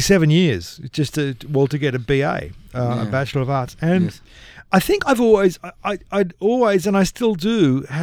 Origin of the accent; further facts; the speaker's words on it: Nowra, New South Wales, Australia; I grew up in Nowra